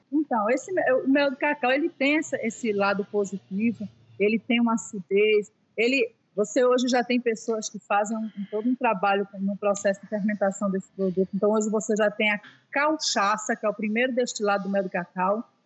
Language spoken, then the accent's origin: Portuguese; Recife, Pernambuco, Brazil; moved away as an adult; now in Ilhéus, Brazil; eu sou de Recife, lá eu tive um buffet